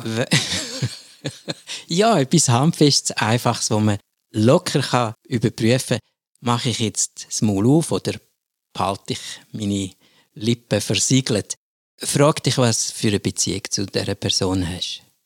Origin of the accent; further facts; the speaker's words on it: German-speaking Switzerland, Switzerland; bei uns in der Schweiz der Normalfall, also in der Deutschschweiz